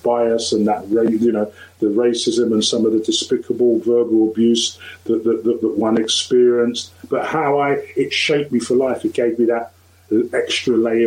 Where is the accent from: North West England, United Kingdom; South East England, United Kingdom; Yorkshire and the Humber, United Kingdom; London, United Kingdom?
London, United Kingdom; also born or lived in Lewisham; when we moved from Lewisham into Woolwich, you know, we didn't live far from where Stephen Lawrence, you know, was actually brutally murdered. So I was growing up in that area